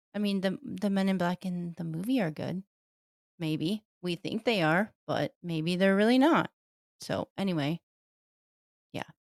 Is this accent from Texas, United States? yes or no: no; Detroit, Michigan, United States; I grew up in Detroit